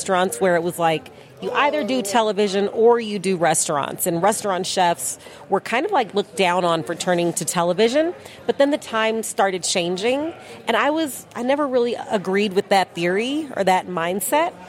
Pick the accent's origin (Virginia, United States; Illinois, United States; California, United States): Illinois, United States; Chicago; I grew up in Chicago, so that's the hometown